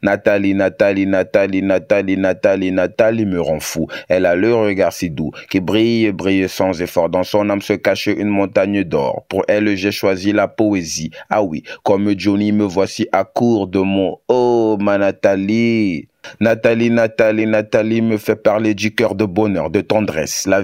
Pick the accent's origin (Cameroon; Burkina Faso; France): Cameroon; Douala, Littoral; also born or lived in Yaoundé / Lolodorf; Euh, je suis camerounais d'origine. J'ai grandi euh, à Douala. J'ai aussi fait d'autres villes comme Yaoundé et Lolodorf, par exemple.